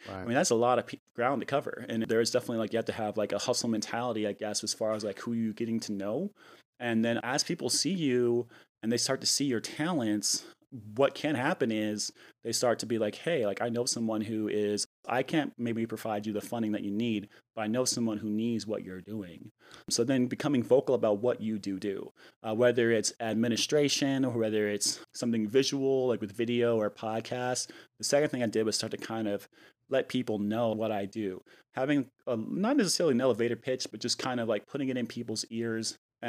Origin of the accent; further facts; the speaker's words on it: New Mexico, United States; I mean, being that I came from New Mexico and I've been in the Bay Area for 9 years, when I first moved here, you know, I didn't really know anyone.